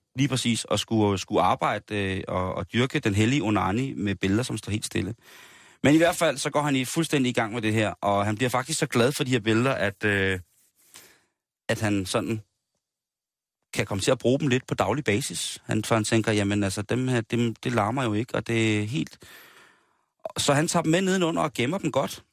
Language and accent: Danish; Denmark; vi som danskere